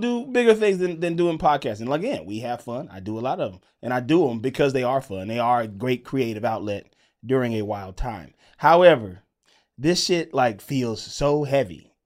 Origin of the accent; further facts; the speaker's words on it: Mississippi, United States; growing up in Mississippi